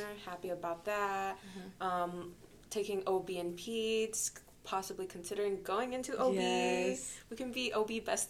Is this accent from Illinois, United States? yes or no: yes; Rockford, Illinois, United States; I'm from Rockford, and I went to Rock Valley College